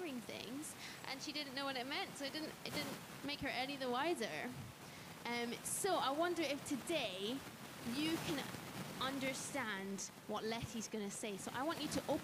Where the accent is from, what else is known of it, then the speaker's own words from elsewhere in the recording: Scotland, United Kingdom; moved away; I came down from Scotland, I had a host family